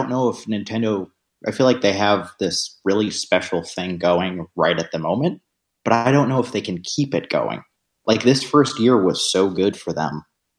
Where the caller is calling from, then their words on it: Austin, Texas, United States; from Austin.